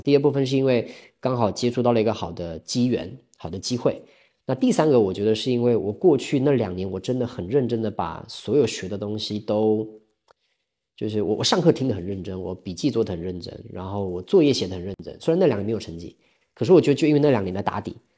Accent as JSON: {"language": "Chinese", "country": "Taiwan", "accent": "Taiwanese", "moved": "as an adult", "lives_now": "Hangzhou, China", "said": "我来自这个中国台湾，然后现在住在杭州，二零一八年的时候来杭州的，那我过去我是二零一二年进入职场的，也就是我今年虚岁应该算三十七吧，我是八七年的"}